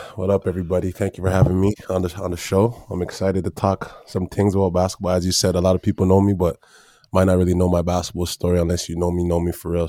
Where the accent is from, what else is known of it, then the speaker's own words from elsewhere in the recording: Brampton, Ontario, Canada; also born or lived in Toronto / Tennessee; when I moved to Brampton